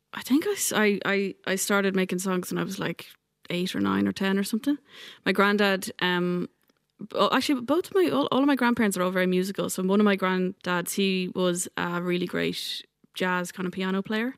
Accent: Ireland; also born or lived in New York / Dublin; now in West Kerry, Ireland; when I moved home from New York, I think the thing that kept me in Ireland

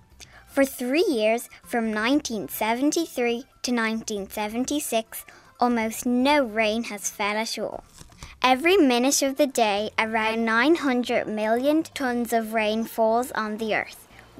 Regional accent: Dublin, Leinster, Ireland; I'm from Dublin.

